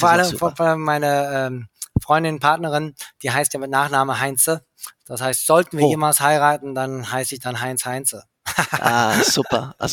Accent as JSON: {"language": "German", "region": "England", "country": "United Kingdom", "tie": "born or raised there", "said": "ich bin ja in England aufgewachsen und da ist mir schon so eine Metropole, eine Großstadt-Feeling"}